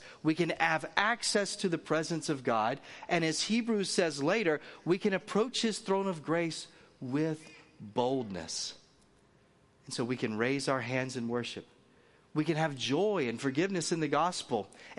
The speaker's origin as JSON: {"language": "English", "region": "the South", "country": "United States", "said": "I told you I come from the South."}